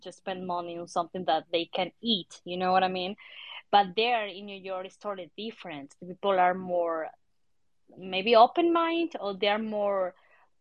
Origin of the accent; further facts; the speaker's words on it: Argentina; English is a second language; moved away as an adult; also born or lived in Mexico; now in Mexico City, Mexico; I'm from Argentina